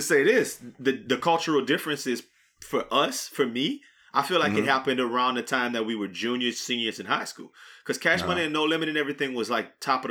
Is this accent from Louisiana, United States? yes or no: no; Arizona, United States; I'm from Arizona.